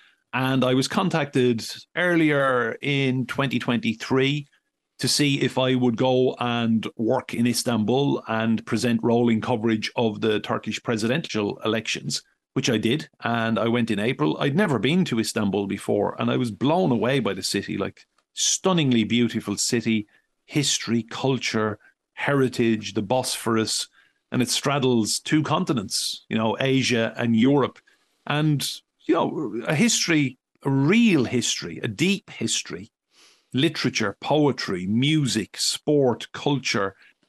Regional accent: County Wexford, Ireland; I'm proud. I will never change my accent. I will never have any other passport than an Irish passport. And to my dying breath, I will be a very proud Wexford man.

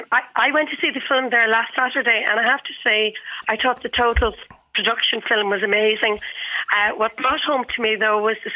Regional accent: Ireland; being Irish, we understand the wit.

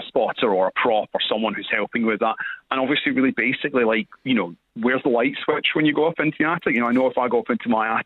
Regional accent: Scotland, United Kingdom; I'm from Scotland

